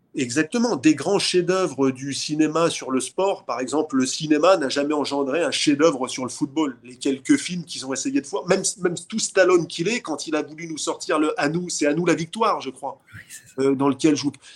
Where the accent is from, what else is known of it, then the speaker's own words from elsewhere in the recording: Saint-Nazaire, Pays de la Loire, France; je suis né à Saint-Nazaire